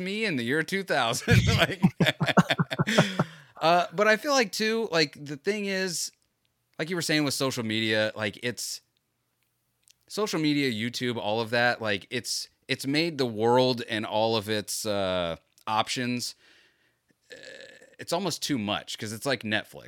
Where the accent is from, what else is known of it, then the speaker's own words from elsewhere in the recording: Florida, United States; I was born and raised in Florida.